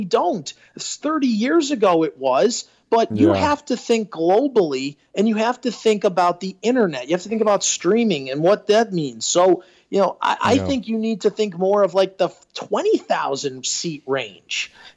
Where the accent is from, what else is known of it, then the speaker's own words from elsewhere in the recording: Northeast, United States; now in Tampa Bay, United States; I'm from the Northeast